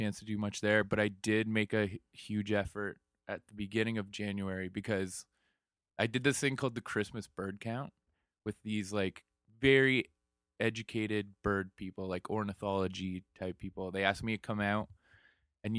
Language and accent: English; London, Ontario, Canada; From the great London, Ontario